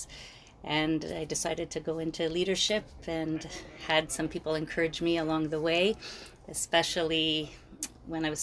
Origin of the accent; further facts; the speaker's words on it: Toronto, Ontario, Canada; also born or lived in Montreal, Quebec; So I was born in Montreal, but I moved to Toronto in the early 80s, late 70s, like a lot of the people. So I was born in Montreal, moved to Toronto. I went to Jewish day school.